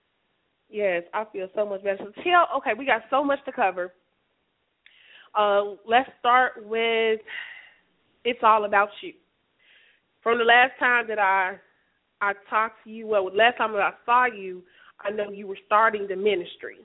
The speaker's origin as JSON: {"language": "English", "town": "Chicago", "region": "Illinois", "country": "United States", "moved": "yes", "lives_now": "Alabama, United States", "said": "I'm from Chicago"}